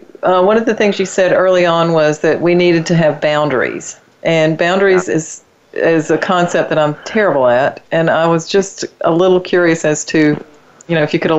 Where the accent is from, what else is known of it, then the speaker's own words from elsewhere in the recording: the South, United States; I'm from the South, and I'm an IT geek